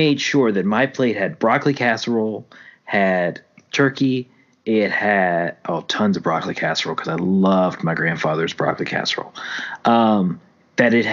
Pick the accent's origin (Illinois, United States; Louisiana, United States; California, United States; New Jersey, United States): Louisiana, United States; also born or lived in Oklahoma City; now in Texas, United States; until I moved away from Louisiana